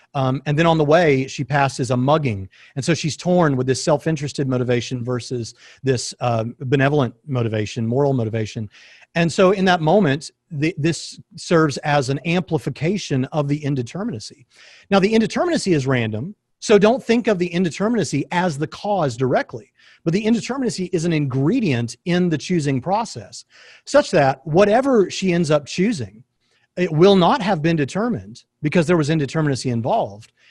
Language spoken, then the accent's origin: English; East Tennessee, United States; moved away; I'm from East Tennessee originally